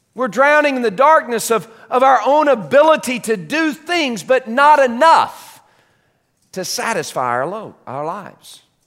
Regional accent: United States; being born here and being raised here

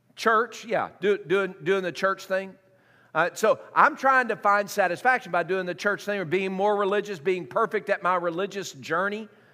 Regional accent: Tennessee, United States; I was raised in um, uh, Tennessee

